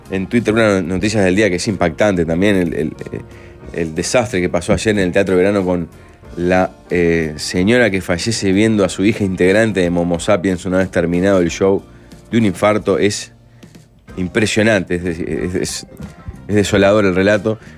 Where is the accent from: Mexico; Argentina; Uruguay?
Uruguay; Ah, mira somos uruguayos una especie en extinción, hay que salir y pelearla.